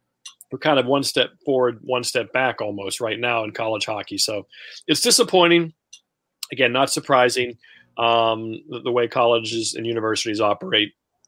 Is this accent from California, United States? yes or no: no; Steubenville, Ohio, United States; also born or lived in Indiana; growing up around the Pittsburgh area and being a huge sports fan, first Indiana, and then I moved to Steubenville when I was 11.